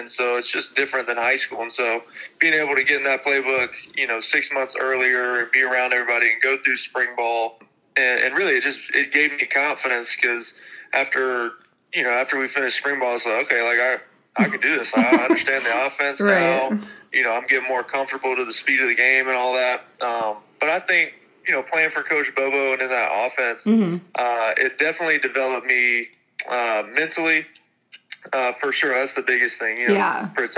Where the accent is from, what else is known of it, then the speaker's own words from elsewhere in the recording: South Carolina, United States; And one of them happened to be University of South Carolina, you know, my home state.